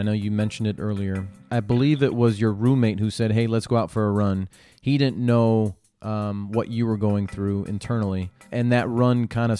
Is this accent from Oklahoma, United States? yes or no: no; San Diego, California, United States; end up in my hometown of San Diego?